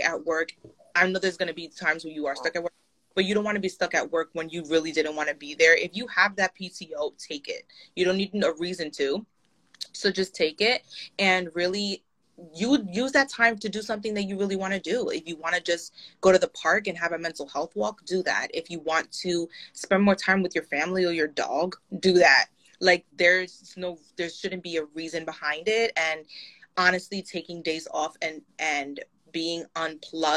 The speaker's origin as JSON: {"language": "English", "town": "New York City", "region": "New York", "country": "United States", "said": "as a New Yorker"}